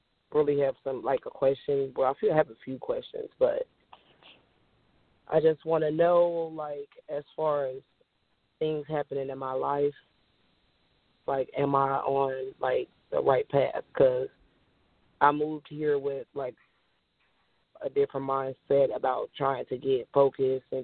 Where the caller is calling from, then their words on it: Illinois, United States; also born or lived in Indianapolis; I'm calling from Illinois